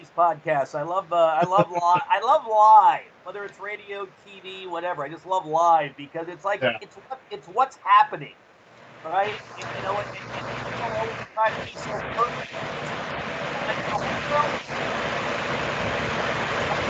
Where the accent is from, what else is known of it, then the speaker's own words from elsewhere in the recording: Rhode Island, United States; moved away as an adult; I grew up in my hometown